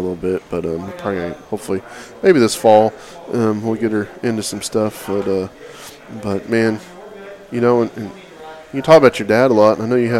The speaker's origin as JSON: {"language": "English", "region": "Oklahoma", "country": "United States", "moved": "yes", "lives_now": "Texas, United States", "said": "I'm from Oklahoma originally. And I guess I got there as fast as I could. It was when I was a kid."}